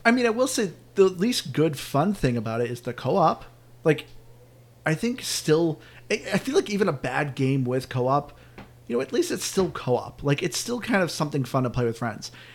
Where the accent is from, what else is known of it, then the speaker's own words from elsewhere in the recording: New England, United States; all of us being from New England